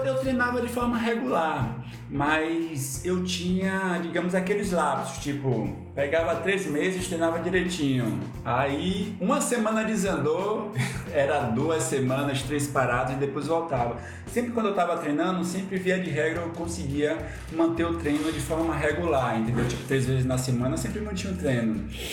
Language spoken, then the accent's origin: Portuguese; Ilhéus, Bahia, Brazil; also born or lived in São Paulo; now in Recife, Brazil; Eu sou de Ilhéus, do sul da Bahia, né, mas aí eu fui morar em São Paulo, fiquei cinco anos lá, e aí em 2014 eu vim para Recife